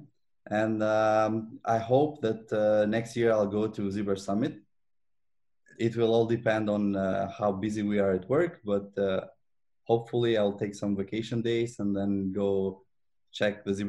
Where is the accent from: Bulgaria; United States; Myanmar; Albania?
Albania; now in Montreal, Canada